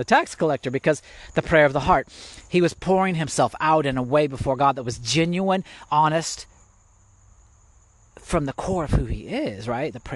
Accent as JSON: {"language": "English", "region": "Indiana", "country": "United States", "tie": "born or raised there", "said": "I'm from Indiana. I grew up in Indiana."}